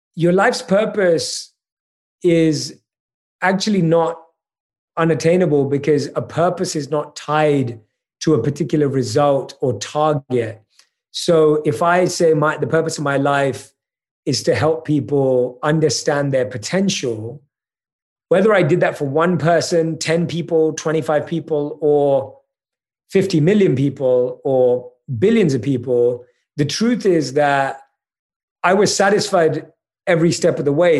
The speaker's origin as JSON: {"language": "English", "country": "United Kingdom", "said": "I'm British"}